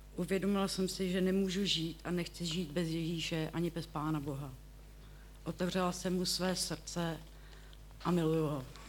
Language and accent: Czech; Děčín, Ústí nad Labem Region, Czechia; pocházím z Děčína, bydlím v Pinově